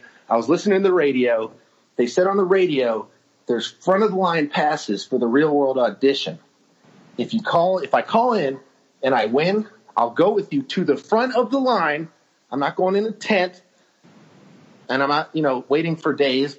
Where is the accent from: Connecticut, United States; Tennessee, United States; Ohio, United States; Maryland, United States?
Ohio, United States; Cleveland; moved away as an adult; also born or lived in Arizona / Australia / Ireland / India; I'm from Cleveland, Ohio, born and raised